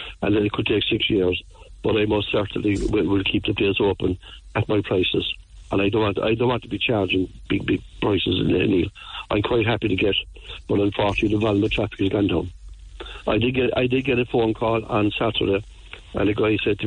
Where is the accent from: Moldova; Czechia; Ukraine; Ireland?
Ireland; Ballincollig, Munster; also born or lived in Blackpool, Cork; I was born in Ballincollig, and but I came into Blackpool in 1957